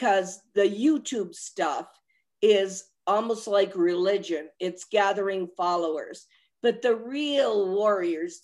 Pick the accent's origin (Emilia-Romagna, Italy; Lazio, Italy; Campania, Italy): Lazio, Italy; Rome; I was born at Piazza Mazzini in Rome